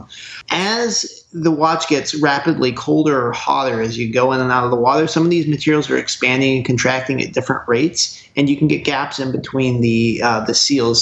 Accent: Oregon, United States; moved away; I'm actually originally from Oregon

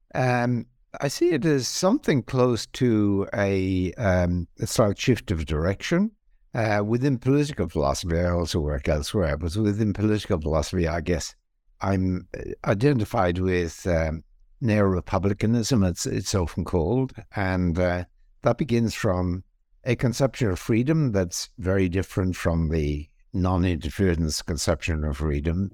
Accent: Ireland; moved away as an adult; also born or lived in England / Australia / Princeton, United States; I was born in Ireland. I was also trained in Ireland in philosophy.

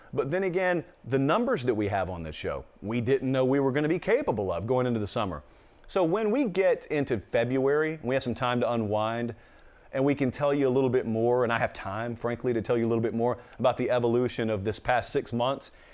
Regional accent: the South, United States; I grew up in the South

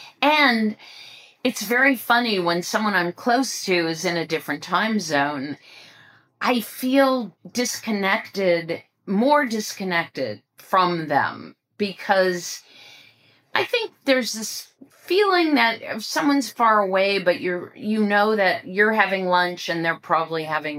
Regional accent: Ohio, United States; also born or lived in West Coast, United States / New York, United States; I grew up in Ohio, which is on the Eastern time zone.

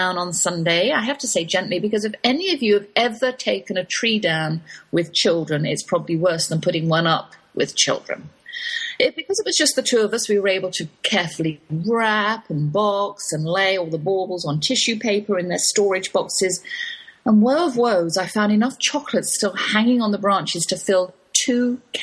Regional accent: England, United Kingdom; accent: English; My English accent

